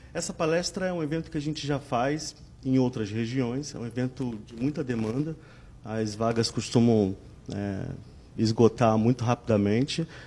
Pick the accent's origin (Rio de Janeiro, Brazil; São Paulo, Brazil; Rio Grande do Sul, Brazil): Rio de Janeiro, Brazil; Nós somos originais, originais do Rio de Janeiro